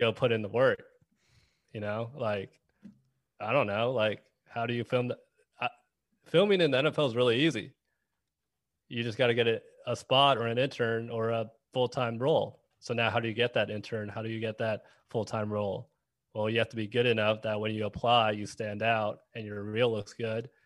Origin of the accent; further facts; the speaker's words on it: Dallas, Texas, United States; moved away; also born or lived in Kansas City; I'm from Dallas